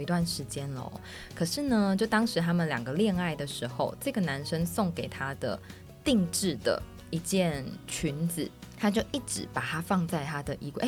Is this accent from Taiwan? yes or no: yes; Miaoli County, Taiwan; 我小时候住在那个苗栗嘛